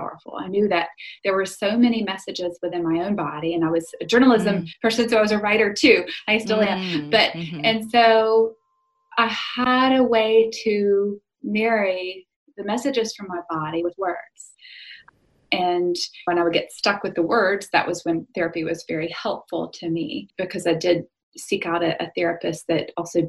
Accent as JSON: {"language": "English", "region": "South Carolina", "country": "United States", "tie": "born or raised there", "said": "I grew up in South Carolina in the USA"}